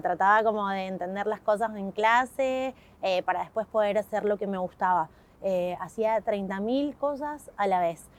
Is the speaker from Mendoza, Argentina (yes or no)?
yes; Mendoza, Argentina; nací en Mendoza